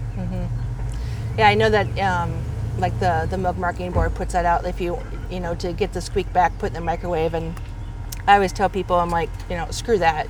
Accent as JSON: {"language": "English", "region": "Wisconsin", "country": "United States", "tie": "born or raised there", "said": "growing up in Wisconsin, my parents would buy the cheese curds"}